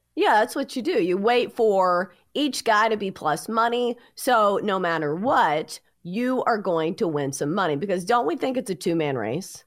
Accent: Tennessee, United States; growing up in Tennessee

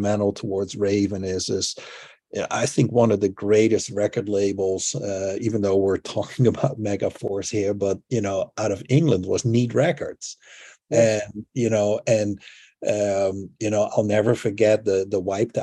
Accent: Netherlands; growing up in the Netherlands

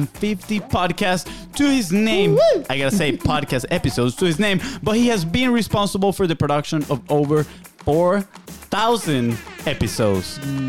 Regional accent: Venezuela; now in United States; We're from Venezuela

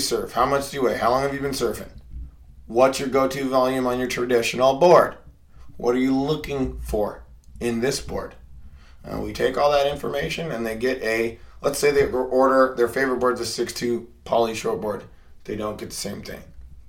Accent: Portland, Oregon, United States; I grew up in Portland, Oregon. I am originally from Oregon, and I'm a adult learner.

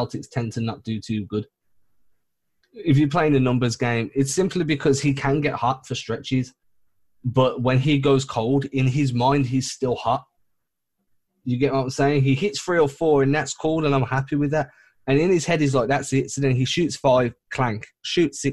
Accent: England, United Kingdom; I'm English, not British

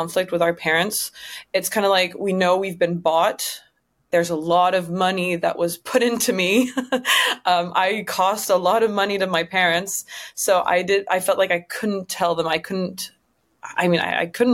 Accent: Louisville, Kentucky, United States; the town where I was from because I was born in Louisville, Kentucky

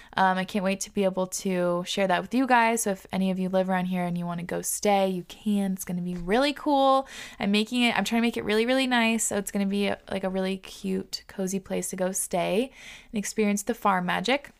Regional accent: Whidbey Island, Washington, United States; moved away; I grew up on Woodby, and I grew up, like, kind of resenting Woodby.

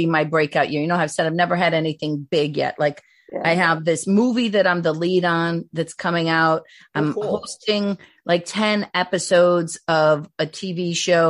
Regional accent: Cleveland, Ohio, United States; I'm from Cleveland, born and raised

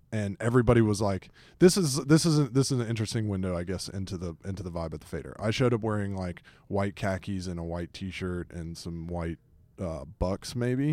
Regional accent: Atlanta, Georgia, United States; growing up in Atlanta

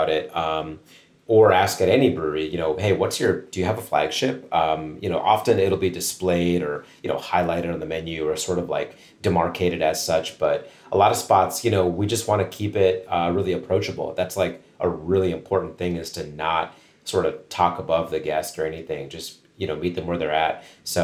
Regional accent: Ohio, United States; now in Pittsburgh, United States; a lot of people in my hometown, like back home in Ohio

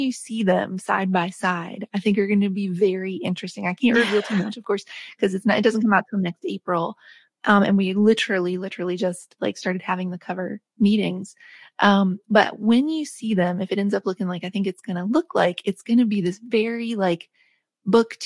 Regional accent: West Virginia, United States; where I grew up in West Virginia

